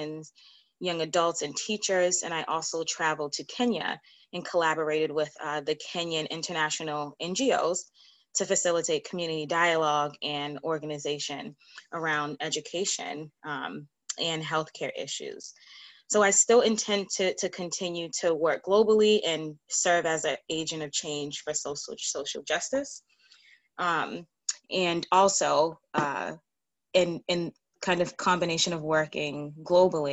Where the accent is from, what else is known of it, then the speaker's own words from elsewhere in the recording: Boston, Massachusetts, United States; I was born and raised in Boston, Massachusetts